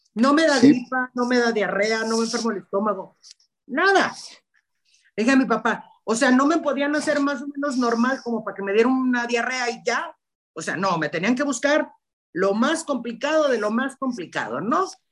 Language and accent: Spanish; Guadalajara, Jalisco, Mexico; Yo soy de Guadalajara